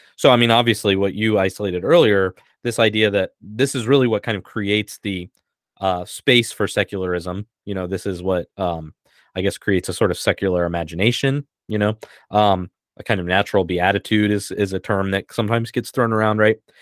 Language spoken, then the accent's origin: English; United States; I'm an American